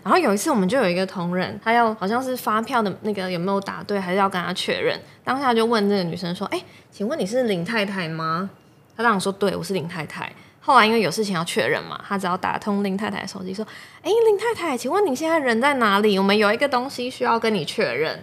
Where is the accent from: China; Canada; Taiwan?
Taiwan; Yilan, Yilan County; moved away as an adult; also born or lived in Taipei; now in Zhunan, Taiwan; 我是宜兰人，所以我一开始是在礁溪的长荣凤凰酒店